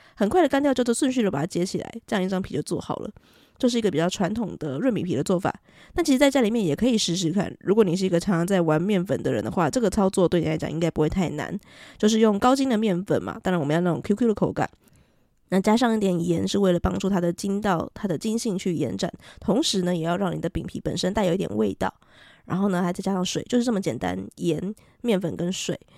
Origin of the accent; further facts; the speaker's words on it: southern Taiwan, Taiwan; 我是南部人哦，所以我习惯说春卷